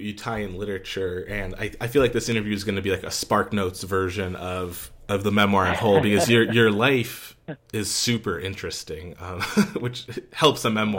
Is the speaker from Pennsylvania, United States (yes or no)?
yes; Scranton, Pennsylvania, United States; also born or lived in York County, Pennsylvania; Yeah, so I'm from Scranton, and then I lived for 6 months down in York County, so closer to Carlisle.